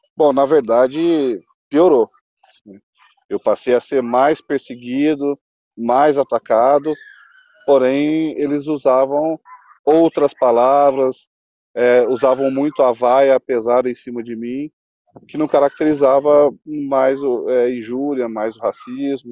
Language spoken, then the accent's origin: Portuguese; Brazil